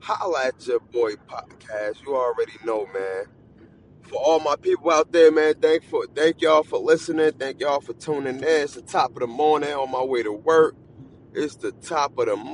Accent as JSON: {"language": "English", "region": "New Jersey", "country": "United States", "said": "I'm not from Philly. I'm from Jersey"}